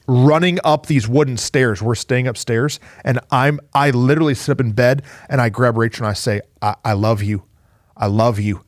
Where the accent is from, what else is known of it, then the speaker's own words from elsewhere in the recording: Flint, Michigan, United States; moved away; also born or lived in Mansfield; I'm from Flint, Michigan